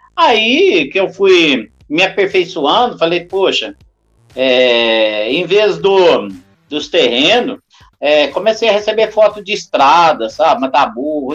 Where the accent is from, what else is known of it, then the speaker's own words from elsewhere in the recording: Jacuí, Minas Gerais, Brazil; moved away; sou nascido em Jecuí